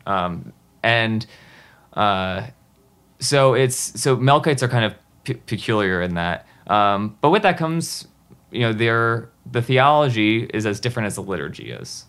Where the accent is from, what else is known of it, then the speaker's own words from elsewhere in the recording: New Jersey, United States; i grew up in new jersey